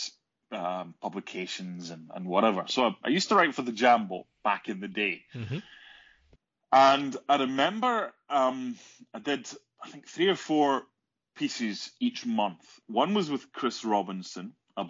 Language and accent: English; Scotland, United Kingdom; being Scottish